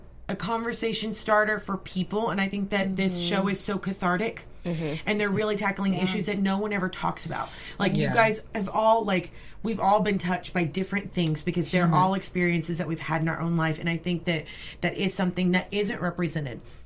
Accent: Brandenburg, Kentucky, United States; Is still one rental store left in my hometown

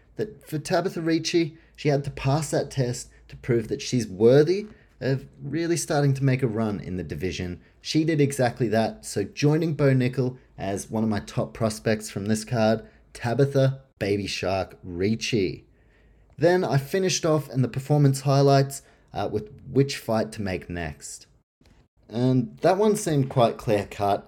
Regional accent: Australia; as an Australian

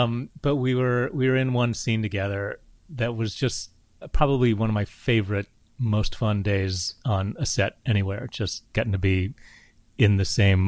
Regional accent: England, United Kingdom; And also I think it's partly just growing up in England, the arts aren't considered, or certainly weren't, this sort of thing that is for an elite class.

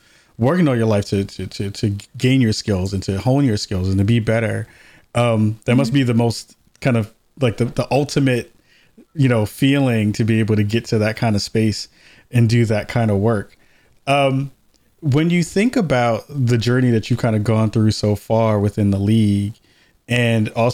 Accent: New York, United States; moved away; I'm from New York originally, so I grew up a Liberty fan

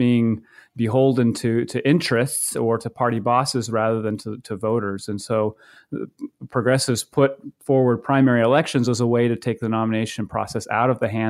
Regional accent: Maine, United States; I grew up in Maine, and prior to going to graduate school, I worked on several campaigns in 2004 and 2006

